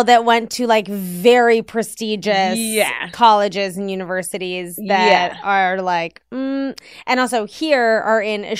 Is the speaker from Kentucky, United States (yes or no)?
no; Washington, District of Columbia, United States; moved away as an adult; also born or lived in New York City; I grew up in Washington, D.C., lived in New York City for 10 years, and now live here.